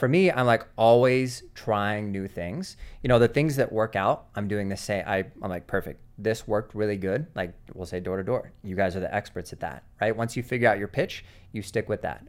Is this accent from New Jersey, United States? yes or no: no; Seattle, Washington, United States; moved away; I grew up in Seattle, Washington